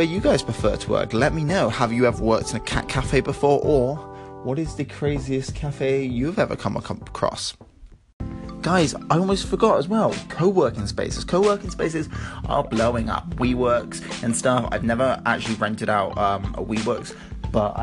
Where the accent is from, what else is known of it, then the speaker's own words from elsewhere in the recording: Bristol, South West England, United Kingdom; I grew up in Bristol